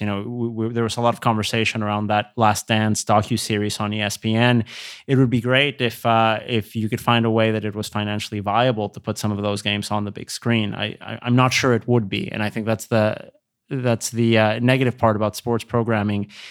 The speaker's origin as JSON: {"language": "English", "region": "Querétaro", "country": "Mexico", "moved": "yes", "said": "We're from Querétaro, which is three hours north of Mexico City"}